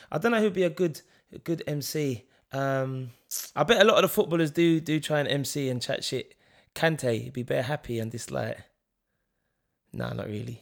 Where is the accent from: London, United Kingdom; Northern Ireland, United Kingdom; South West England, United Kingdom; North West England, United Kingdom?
London, United Kingdom; we're from East London